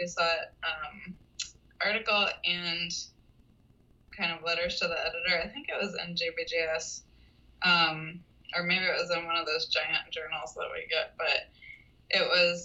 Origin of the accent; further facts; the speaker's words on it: Texas, United States; moved away as an adult; now in New York City, United States; I was from Texas. My whole family's in Texas. Had all my school in Texas